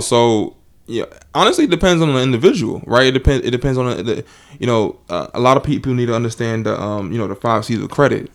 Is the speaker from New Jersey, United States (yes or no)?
yes; New Jersey, United States; I'm from New Jersey